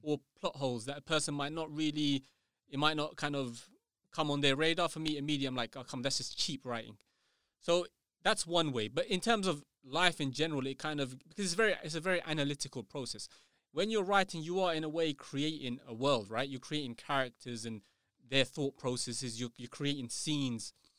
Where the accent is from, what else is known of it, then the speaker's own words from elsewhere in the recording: United Kingdom; I'm not English, you know, I'm British